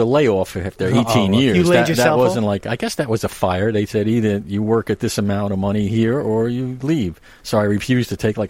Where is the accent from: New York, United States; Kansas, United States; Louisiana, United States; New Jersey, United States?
New Jersey, United States; Jersey City; growing up in Jersey City was fantastic.